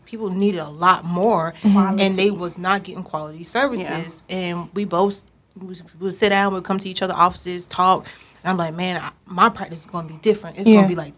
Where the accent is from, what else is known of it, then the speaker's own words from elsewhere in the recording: Savannah, Georgia, United States; now in Dallas, United States; I'm from Savannah, Georgia, originally